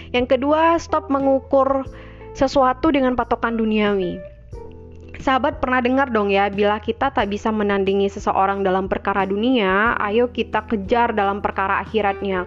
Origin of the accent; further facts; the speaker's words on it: Minangkabau, West Sumatra, Indonesia; di Minangkabau, di tanah kelahiran saya, kampung halaman saya